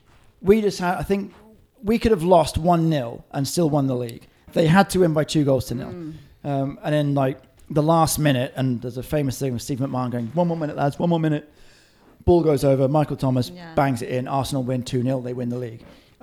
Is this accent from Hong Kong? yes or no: yes; Hong Kong; And for me, I was growing up in Hong Kong.